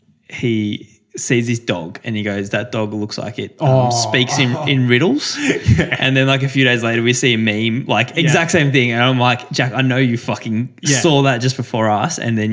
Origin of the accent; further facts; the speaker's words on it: Canberra, Australian Capital Territory, Australia; moved away; And we're both from Canberra